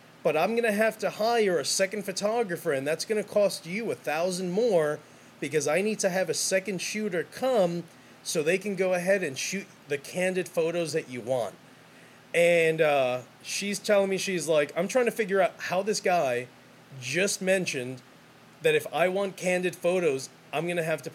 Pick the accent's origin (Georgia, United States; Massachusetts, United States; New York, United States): New York, United States; New York City; I'm from New York City. That's how it's always been. That's all. That's how I'm raised.